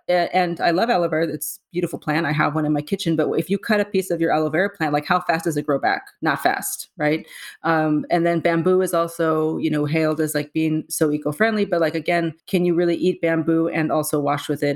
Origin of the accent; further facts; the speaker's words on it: San Diego, California, United States; moved away as an adult; now in New York, United States; born and raised in San Diego, um, and I've been in New York for twenty years